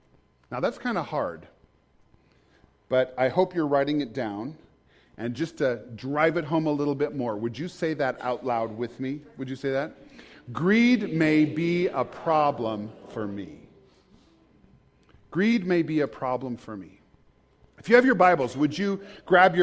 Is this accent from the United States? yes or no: yes; United States; as an American I live with every day